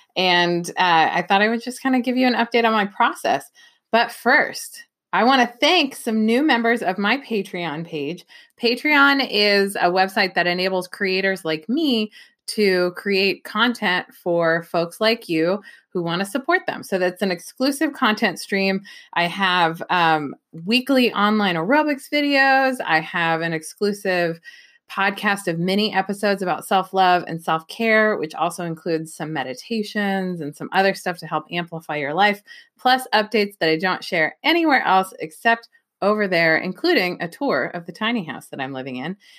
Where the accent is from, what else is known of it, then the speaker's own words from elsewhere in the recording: Bay Area, California, United States; moved away as an adult; also born or lived in Los Angeles, California / New York City / Philadelphia; now in Pacific Northwest, United States; I'm not from the Pacific Northwest, I'm from the Bay Area. Um, I grew up in a suburb that I like to say could have been any suburb anywhere, but it happened to be in the Bay Area.